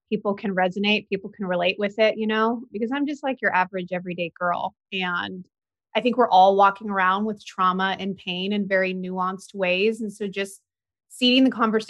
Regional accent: San Diego, California, United States; moved away; also born or lived in Indianapolis, Indiana; So I was born in 1988 in San Diego

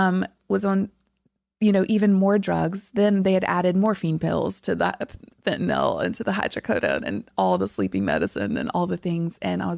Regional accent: the South, United States; And that again, growing up in the South, everything was about appearance and looking a certain way.

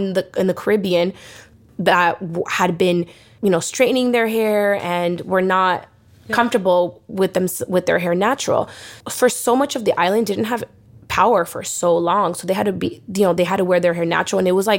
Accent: Los Angeles, California, United States; I definitely attribute my entrepreneurial spirit from growing up in Mid-City, in Pacoima, in these like underprivileged areas that are Black and Brown communities

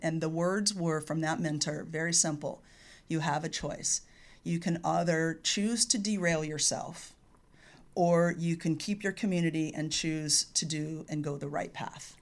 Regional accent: California, United States; born or raised there

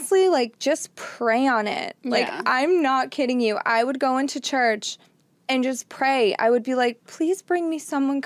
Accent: Boston, Massachusetts, United States; I'm from Boston, Massachusetts

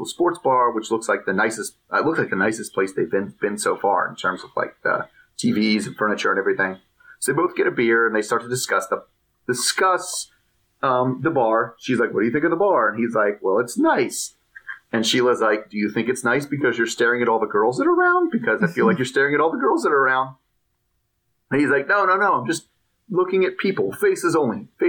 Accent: United States; as an American

